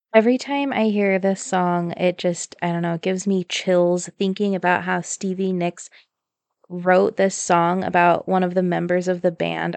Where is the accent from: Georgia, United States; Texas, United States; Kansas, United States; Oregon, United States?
Oregon, United States; Southern; accent: Southern Oregon; My Southern Oregon accent.